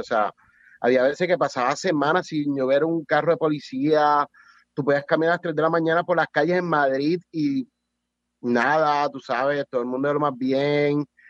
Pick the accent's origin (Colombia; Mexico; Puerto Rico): Puerto Rico; also born or lived in Spain; yo nací en Puerto Rico